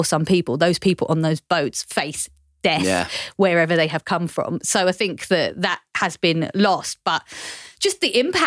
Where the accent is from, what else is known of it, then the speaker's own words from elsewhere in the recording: London, United Kingdom; I was born in Barking and I went to school in Dagenham.